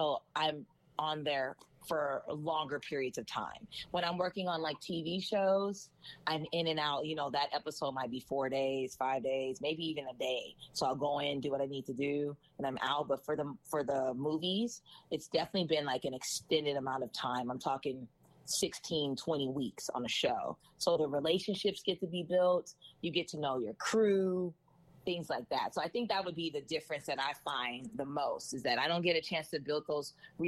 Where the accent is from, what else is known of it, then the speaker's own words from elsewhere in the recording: Los Angeles, California, United States; also born or lived in Cerritos, California / Berkeley, California; I am from California. I'm from Los Angeles. I went to school in Cerritos